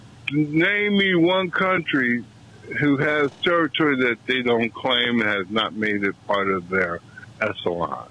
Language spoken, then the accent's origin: English; West Coast, United States; I'm from the West Coast. My rearing is different from where you are in West Virginia.